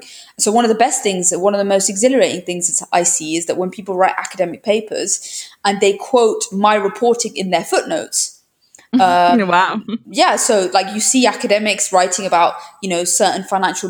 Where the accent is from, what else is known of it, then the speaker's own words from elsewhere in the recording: United Kingdom; moved away as an adult; now in Brussels, Belgium; being a Brit, it's interesting because I came from the UK